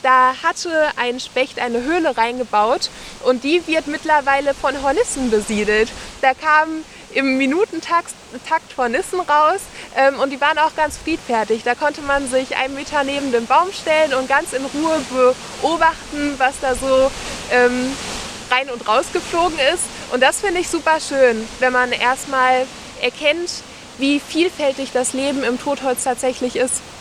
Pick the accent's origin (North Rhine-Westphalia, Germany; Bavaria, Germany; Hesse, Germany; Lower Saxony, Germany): North Rhine-Westphalia, Germany; Essen; now in Bergisches Land, Germany; ich habe meine Kindheit an der Ruhr verbracht in Essen